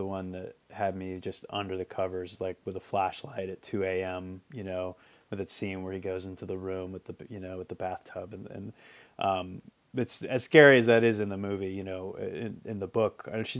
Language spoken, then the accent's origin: English; Marshfield, Massachusetts, United States; now in New York, United States; Okay, I grew up in Marshfield, Massachusetts. It's pretty near Plymouth. On the South Shore of Massachusetts.